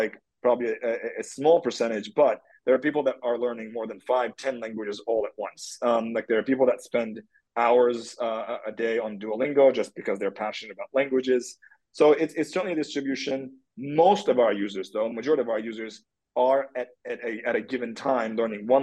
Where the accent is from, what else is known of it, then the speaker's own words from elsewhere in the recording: Turkey; moved away; I'm from Turkey. That's where I grew up.